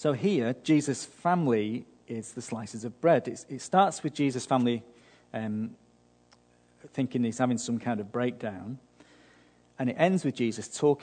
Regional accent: United Kingdom; now in Australia; being British

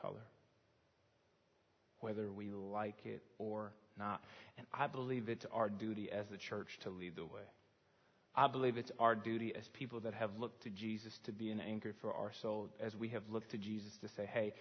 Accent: Chicago, Illinois, United States

